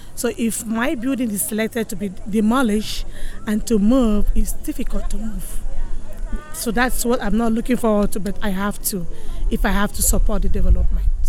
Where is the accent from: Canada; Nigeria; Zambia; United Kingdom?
Nigeria; now in Bayview; I'm from originally from Nigeria, Africa.